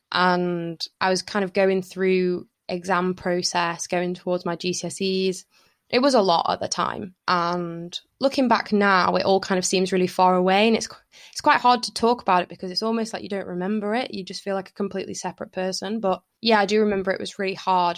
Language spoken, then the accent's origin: English; Lytham, North West England, United Kingdom; I had, like, a really happy childhood kind of growing up in Lytham